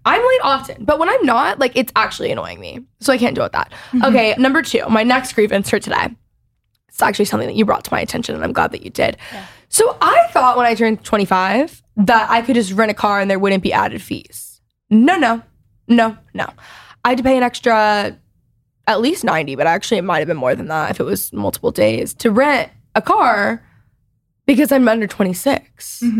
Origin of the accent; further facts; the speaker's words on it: Dallas, Texas, United States; accent: Valley girl; I, for whatever reason, have this like godforsaken Valley girl accent when I grew up in Texas. I don't know where it came from. Like, I don't even I say y'all, but I don't have, I mean, no one really in Dallas has like strong accents